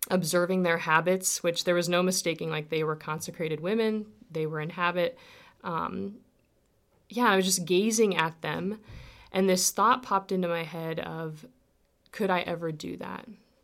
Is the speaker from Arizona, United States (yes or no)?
no; Dorchester, Nebraska, United States; My story begins, I grew up near Dorchester, Nebraska, on a farm between Crete and Dorchester. And I'm one of six kids.